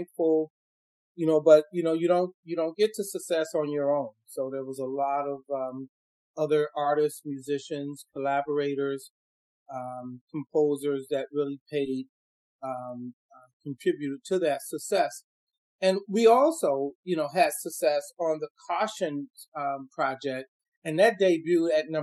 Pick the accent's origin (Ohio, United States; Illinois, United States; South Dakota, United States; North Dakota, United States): Illinois, United States; Chicago; I grew up, I'm originally from Chicago. And I grew up in Chicago